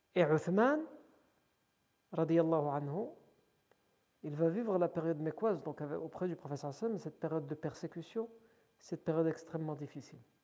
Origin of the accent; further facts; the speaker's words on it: France; on est né en France, on a grandi en France.